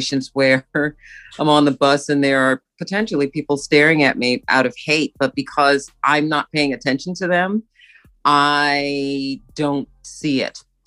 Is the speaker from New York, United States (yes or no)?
yes; New York City, New York, United States; moved away as an adult; now in Vancouver, Canada; I was born in Brooklyn, New York, in the land of the Lenape